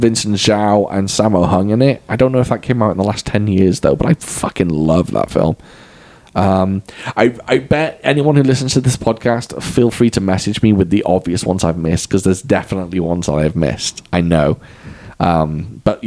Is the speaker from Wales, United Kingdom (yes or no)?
yes; Wales, United Kingdom; I'm Welsh